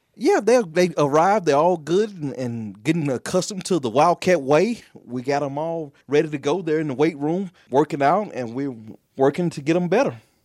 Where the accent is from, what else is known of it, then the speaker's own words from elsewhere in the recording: Tylertown, Mississippi, United States; moved away as an adult; also born or lived in McComb, Mississippi / Memphis, Tennessee; now in Lexington, United States; my hometown, which is, uh, Tylertown, Mississippi